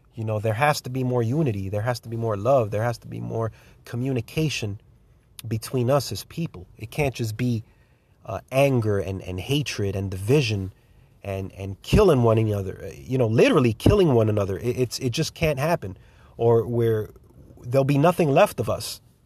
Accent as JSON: {"language": "English", "country": "United States", "said": "I'm an American patriot"}